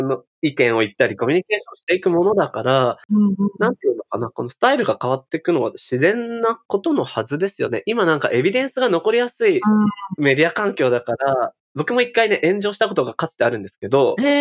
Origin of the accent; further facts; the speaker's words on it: Nagoya, Aichi, Japan; moved away; 地方、名古屋